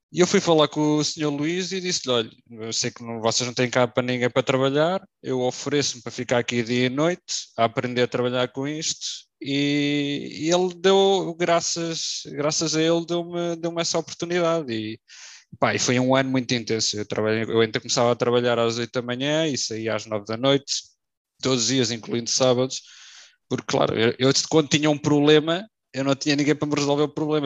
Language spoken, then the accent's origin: Portuguese; Figueira da Foz, Centro, Portugal; eu sou da Figueira da Foz